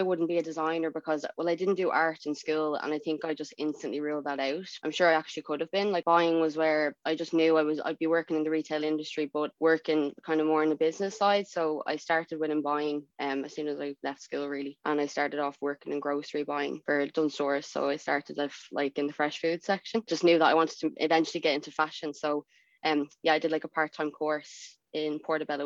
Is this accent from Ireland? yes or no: yes; Dublin, Leinster, Ireland; moved away as an adult; also born or lived in Canada; I'm from Phibsborough. Born and bred